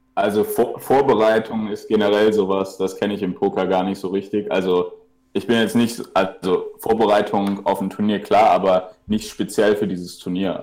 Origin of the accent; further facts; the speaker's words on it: Cologne, North Rhine-Westphalia, Germany; ich komme ja aus Köln